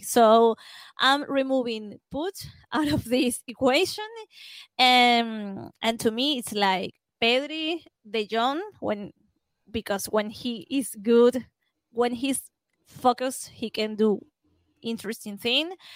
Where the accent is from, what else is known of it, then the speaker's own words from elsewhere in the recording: Venezuela; I'm from Venezuela, and this is, um, a country that the main sport is baseball.